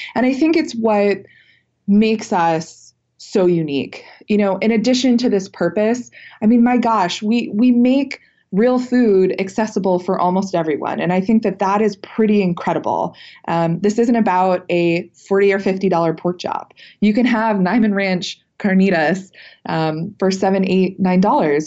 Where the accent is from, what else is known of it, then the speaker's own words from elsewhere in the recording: Cleveland, Ohio, United States; born and raised in Cleveland, Ohio, real Midwestern girl